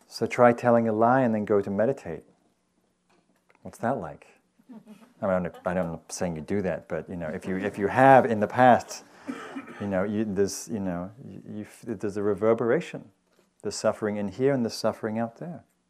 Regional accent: Newcastle, North East England, United Kingdom; moved away; the Newcastle, which was the big town where I grew up in Northern England.

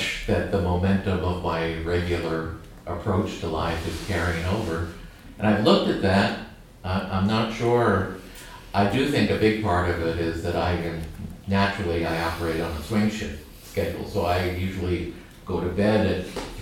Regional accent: United States; I'm American

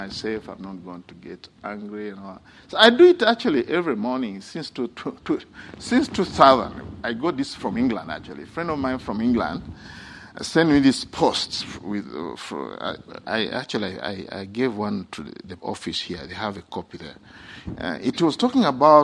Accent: Uganda; moved away; when I was young, growing up in Uganda

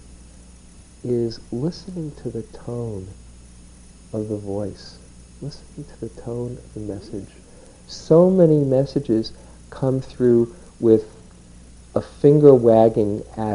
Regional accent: New York, United States; I grew up in New York, where you kind of pride yourself how many balls you can keep up in the air

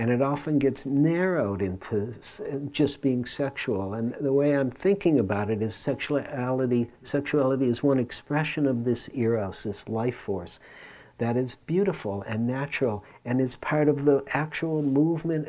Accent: Detroit, Michigan, United States; it was in Detroit, growing up in Detroit

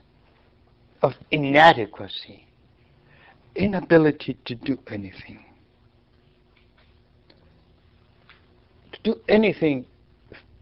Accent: Argentina; moved away; I grew up in Argentina.

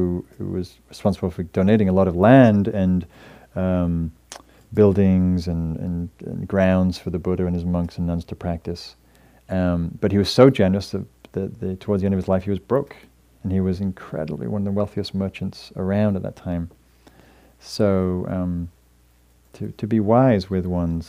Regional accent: United Kingdom; moved away as an adult; now in United States; I was also came from England, Northern England, in a working class family.

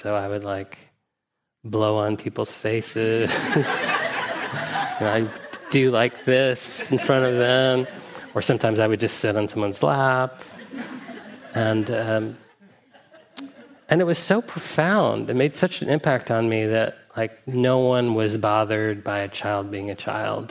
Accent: Huntsville, Alabama, United States; I grew up in Huntsville, Alabama

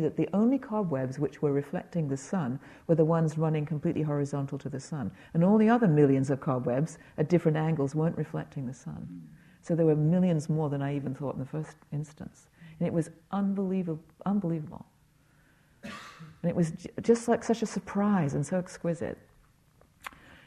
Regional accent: England, United Kingdom; moved away; I grew up in England

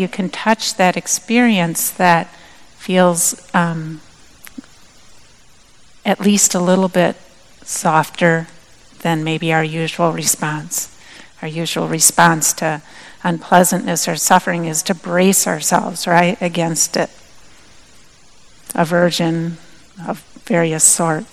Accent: Minnesota, United States; moved away; also born or lived in Madison, Wisconsin; I'm originally from Minnesota

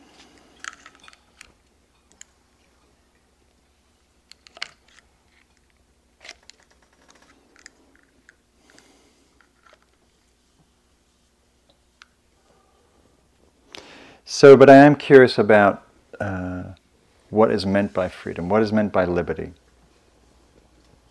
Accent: England, United Kingdom; now in United States; I'm English

